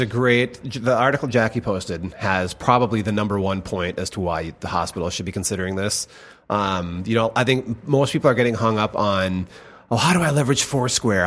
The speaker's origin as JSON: {"language": "English", "town": "Rome", "region": "Minnesota", "country": "United States", "tie": "born or raised there", "moved": "yes", "said": "small, farm town U S"}